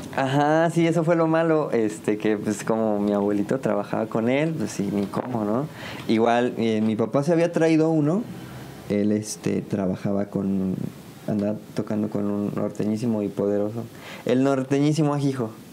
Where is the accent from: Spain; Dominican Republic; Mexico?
Mexico; San Juan; also born or lived in Ciudad Victoria, Tamaulipas; yo soy originario, originalmente, valga la redundancia, de Ciudad Victoria, Tamaulipas pero me vine a vivir aquí a San Juan desde los cinco